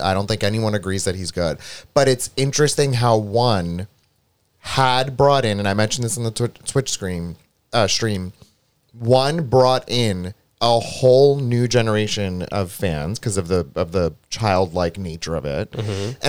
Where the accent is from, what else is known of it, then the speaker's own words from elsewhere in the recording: Greece; now in United States; When I came from Greece to America, there was a point in time where I was even fascinated by the concept of like a VHS tape